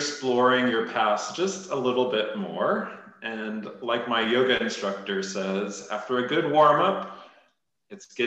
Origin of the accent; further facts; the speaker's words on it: Orange County, California, United States; I was raised in Orange County myself